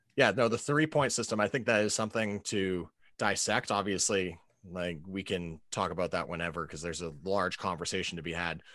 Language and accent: English; New England, United States; I'm a Pats guy. I grew up in New England